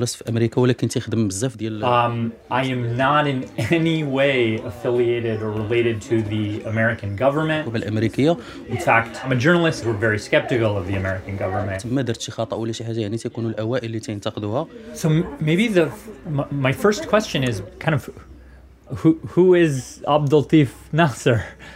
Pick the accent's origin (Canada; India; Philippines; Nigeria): Canada; now in Los Angeles, United States; And I'm in Canada. I was born and raised in Canada. My parents were from East Africa.